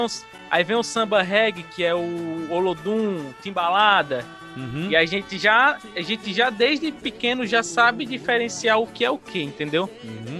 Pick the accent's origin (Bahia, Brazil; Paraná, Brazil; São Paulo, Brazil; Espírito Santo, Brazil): Bahia, Brazil; Paulo Afonso; sou de Paulo Afonso na Bahia, mano. Interiorzinho aí brabo